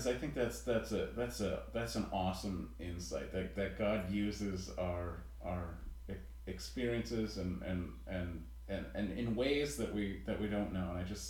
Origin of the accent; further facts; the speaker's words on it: New England, United States; now in South Carolina, United States; I'm from New England.